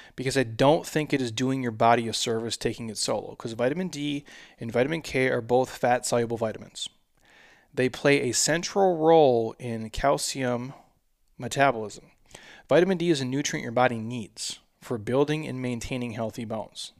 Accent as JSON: {"language": "English", "area": "by the Mississippi River", "region": "Midwest", "country": "United States", "tie": "born or raised there", "said": "I'm from the Midwest."}